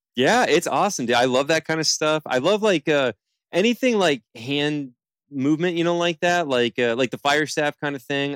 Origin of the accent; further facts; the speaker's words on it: Palm Bay, Florida, United States; now in Fort Lauderdale, United States; I'm from Palm Bay is where I'm born and raised